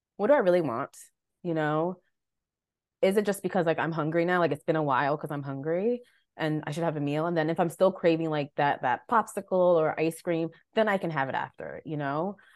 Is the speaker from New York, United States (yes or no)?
yes; Long Island, New York, United States; moved away as an adult; also born or lived in Delaware; now in Baltimore, United States; I'm originally from New York, Long Island, born and raised